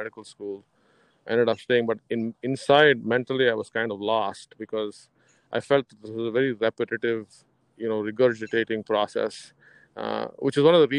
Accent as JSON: {"language": "English", "country": "India", "tie": "born or raised there", "moved": "yes", "said": "I was actually in growing up in India after high school"}